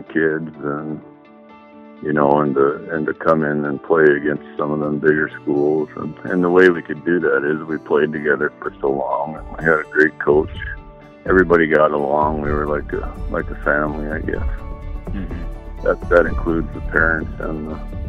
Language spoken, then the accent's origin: English; Epping, North Dakota, United States; also born or lived in Williston, North Dakota; I was born in Williston and lived in Epping, North Dakota. I graduated from high school in 1978.